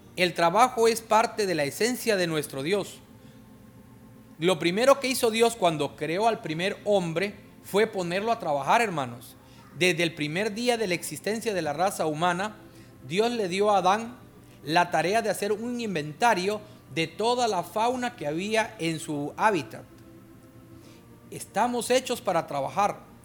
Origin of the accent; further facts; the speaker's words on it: Guatemala; now in Honduras; en mi tierra